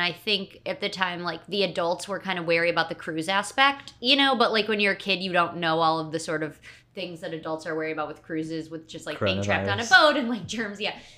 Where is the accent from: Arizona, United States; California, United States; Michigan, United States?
Michigan, United States; Huntington Woods; also born or lived in Paris; I am from the suburbs of Detroit, Michigan. It's a little suburb called Huntington Woods.